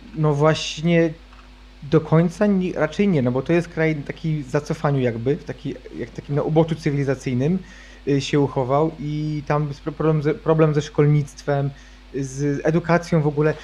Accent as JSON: {"language": "Polish", "country": "Poland", "tie": "born or raised there", "said": "ja sam wychowałem się na wsi"}